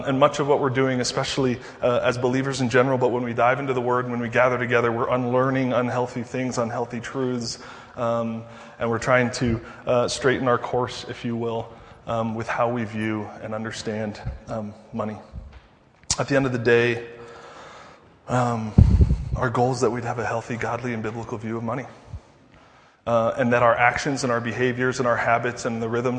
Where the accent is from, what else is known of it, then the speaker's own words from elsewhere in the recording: Denver, Colorado, United States; I'm from Denver